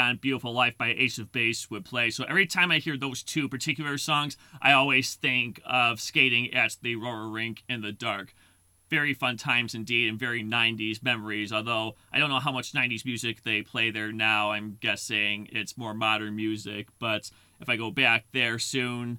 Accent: Lombard, Illinois, United States; I grew up in Lombard, Illinois

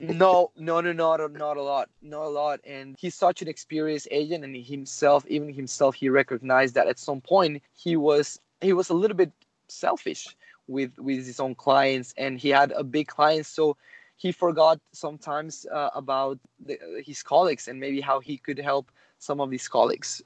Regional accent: Mexico; moved away; I'm from Mexico originally

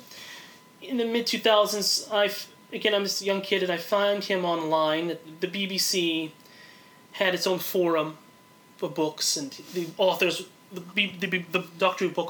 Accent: Los Angeles, California, United States; I'm from Los Angeles

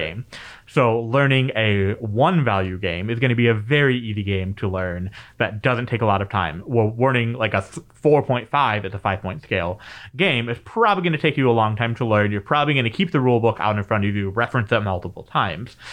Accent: Michigan, United States; being a Midwesterner, especially in Michigan, uh, growing up

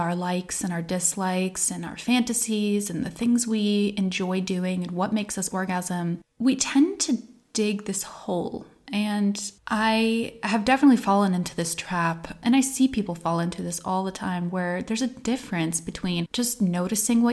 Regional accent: United States; now in Iceland; I grew up in the United States on the East Coast in the greater New York area and in a pretty conservative little pocket of a blue state

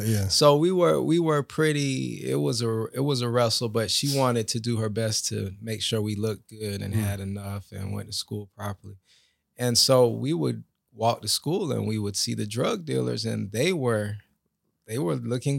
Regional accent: Lake Worth, Florida, United States; I was raised in Lake Worth, Florida, around a lot of drug neighborhood, drug-infested neighborhood, and as a young man, you're looking to see what you can model.

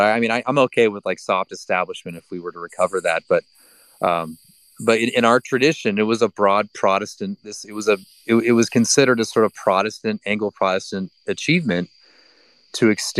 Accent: United States; I mean, I'm very American.

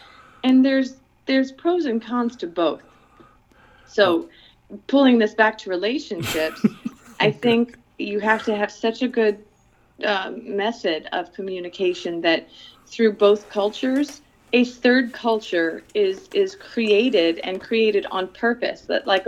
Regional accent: Philippines; I am an American. I have an American passport. I grew up in the Philippines. I have a Filipina heart, and God knows I have a Filipina stomach.

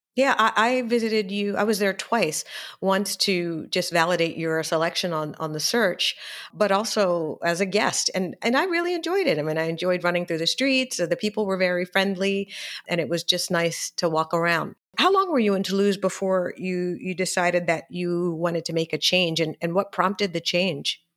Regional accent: Philadelphia, Pennsylvania, United States; now in Paris, France; I'm from Philadelphia

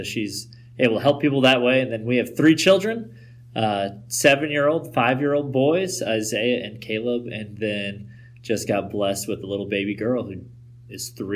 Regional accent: Albuquerque, New Mexico, United States; also born or lived in Plainview, Texas; now in Greenwood, Texas, United States; I was born and raised in Albuquerque, New Mexico

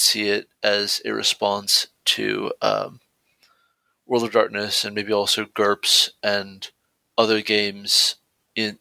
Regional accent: near Stone Mountain, Georgia, United States; practically my hometown, not quite but nearly, Stone Mountain, Georgia

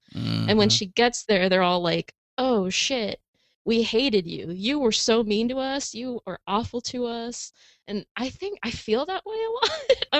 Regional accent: California, United States; I'm originally from California, but when we moved out here, I kind of lost a lot of touch with my Hispanic family.

